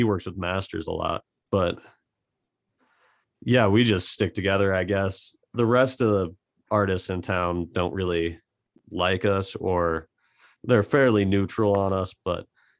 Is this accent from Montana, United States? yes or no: yes; Butte, Montana, United States; Just the whole fuck you, we're from Butte mentality. Like, I just think it's fascinating, honestly, the whole town of Butte, the history.